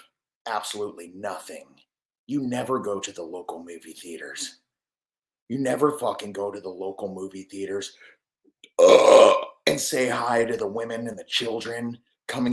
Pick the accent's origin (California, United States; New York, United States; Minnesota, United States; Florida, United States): Florida, United States; Clearwater; moved away; also born or lived in Tampa; I grew up in Clearwater. I grew up Clearwater Beach